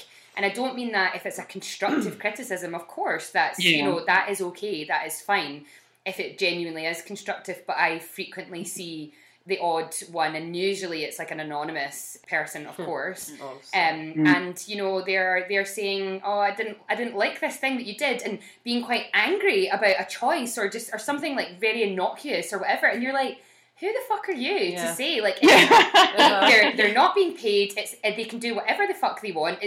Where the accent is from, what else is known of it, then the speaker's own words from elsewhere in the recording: Scotland, United Kingdom; We're Scottish